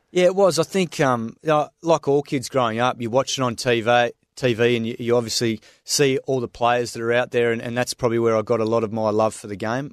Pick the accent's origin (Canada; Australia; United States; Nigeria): Australia; Swan Valley, Western Australia; moved away as an adult; now in New South Wales, Australia; I grew up out there in the Swan Valley, had a fantastic, uh, childhood out in the farm